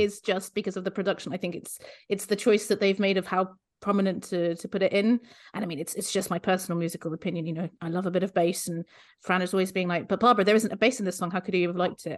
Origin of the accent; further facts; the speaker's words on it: Luxembourg; moved away; I grew up in Luxembourg